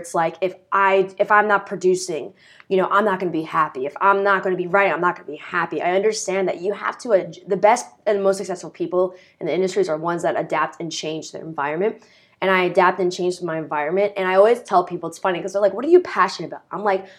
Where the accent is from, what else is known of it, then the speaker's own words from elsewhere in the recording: United States; We're from the New York City area and states around.